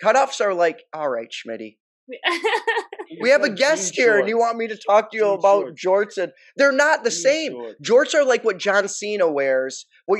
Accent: Detroit, Michigan, United States; because, you know, I'm from Detroit. So we'd go over to Windsor

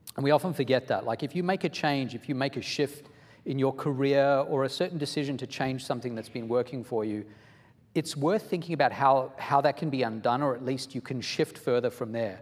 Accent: Australia; moved away as an adult; also born or lived in South Africa; now in United States; I am originally from South Africa, then I went to Australia, spent about 16 years there until I was in my early 20s, and then I've been in the US for about 20 years

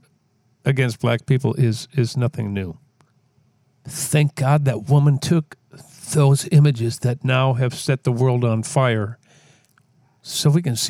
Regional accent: Minneapolis, Minnesota, United States; Minneapolis, you are my hometown. I live here

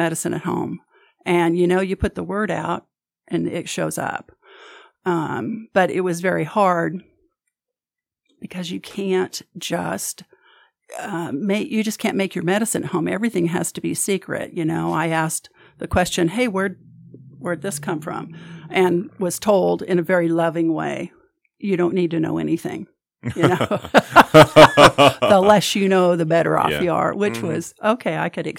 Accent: California, United States; also born or lived in Arkansas / Kansas; So I have been everywhere from the hills and hollers in Arkansas to, I was born in Northern California, grew up my high school years and stuff in Southern California.

